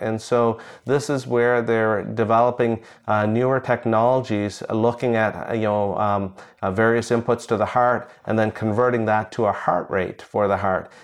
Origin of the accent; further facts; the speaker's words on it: India; moved away; I was born in India